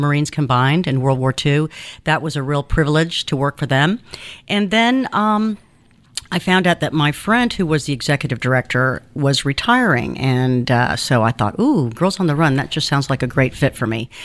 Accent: Athens, Georgia, United States; English is a second language; also born or lived in Cuba / Kansas / Illinois; now in Savannah, United States; I grew up in Athens

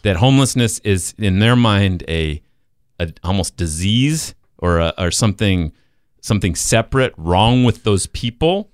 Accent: Salt Lake City, Utah, United States; moved away; I'm from Salt Lake City

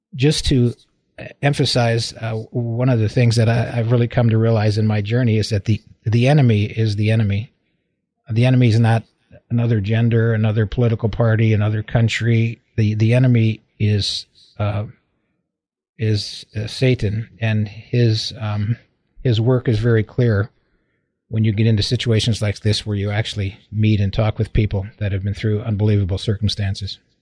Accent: Waterbury, Connecticut, United States; moved away as an adult; also born or lived in Michigan / Oklahoma; now in California, United States; I was born in Waterbury, Connecticut

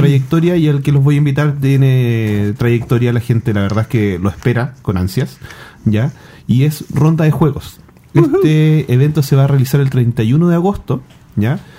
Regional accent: Chile; yo soy de Wynn, un pueblo que queda eh, a 45 minutos de Santiago

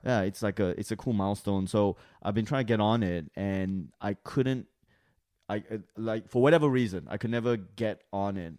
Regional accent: Australia; moved away; I was from Australia

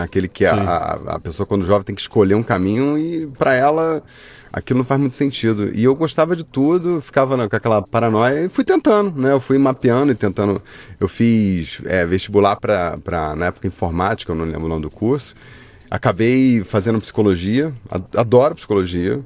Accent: Rio de Janeiro, Brazil; also born or lived in Barra do Piraí; Eu nasci no interior de, do Rio de Janeiro, em Barra do Piraí, mas uhum. só nasci lá, aí fui criado no Rio.

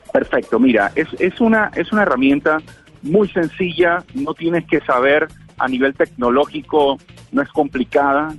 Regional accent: Panama

